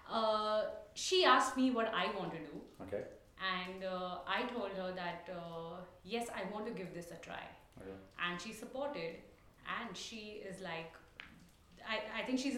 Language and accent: English; Mangalore, Karnataka, India; first language Tulu; English is a second language; Yeah, we speak Tulu because that's our uh, that's my mother tongue.